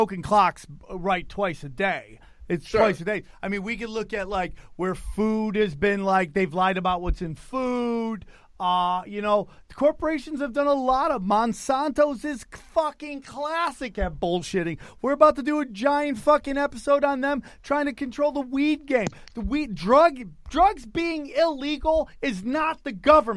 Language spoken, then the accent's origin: English; United States; as an American